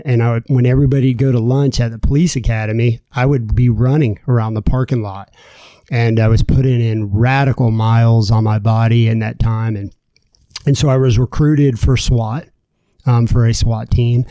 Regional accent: Florida, United States; also born or lived in New Jersey; I grew up and lived in Florida, um, but I was born in New Jersey.

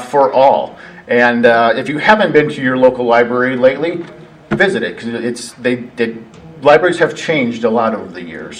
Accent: Sioux Falls, South Dakota, United States; also born or lived in Oklahoma; now in Billings, United States; I came up here from Oklahoma uh, via South Dakota, born and raised over in Sioux Falls, South Dakota.

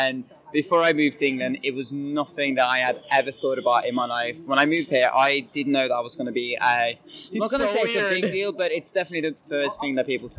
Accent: Bergen, Vestland, Norway; moved away as an adult; also born or lived in near Oslo, Norway; now in London, United Kingdom; I'm from a place called Bergen in Norway, which is, I think it's the most rainy place in Europe.

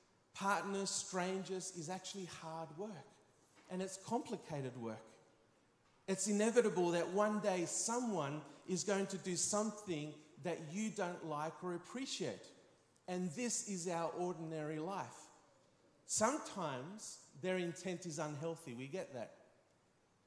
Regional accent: Spain; growing up in Spain, being a very physical culture

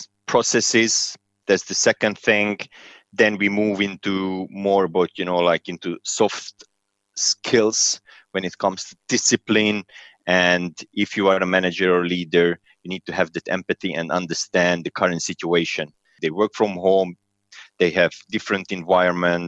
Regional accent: Serbia; moved away as an adult; now in London, United Kingdom; Originally, I'm from Serbia, but I'm Hungarian

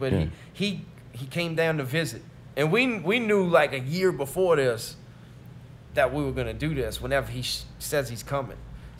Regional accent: Chalmette, Louisiana, United States; I'm from New Orleans, right.

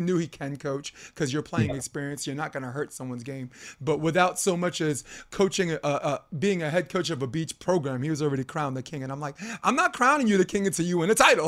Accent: New York City, New York, United States; I'm a kid from Brooklyn.

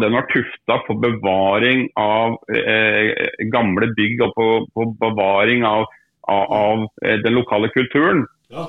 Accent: Drammen, Buskerud, Norway; now in Kongsberg, Norway; Drammen, som jeg kommer fra opprinnelig, selv om jeg bor på Kongsberg, så er jeg fra Drammen

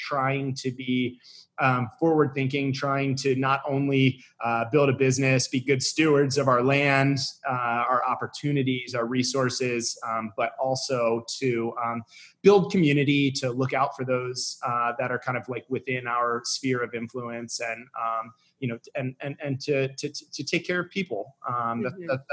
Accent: Severna Park, Maryland, United States; also born or lived in Westminster, Maryland; I grew up in Severna Park, Maryland, sort of a suburb of Annapolis, Maryland, until I was 12 years old

